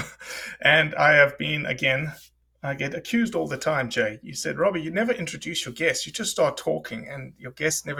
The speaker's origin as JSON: {"language": "English", "country": "South Africa", "tie": "born or raised there", "moved": "yes", "said": "The fishing that I grew up with in South Africa was fly fishing in the mountains."}